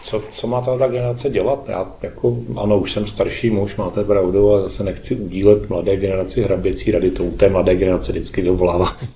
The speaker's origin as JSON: {"language": "Czech", "country": "Czechia", "said": "My jsme přece ti Češi"}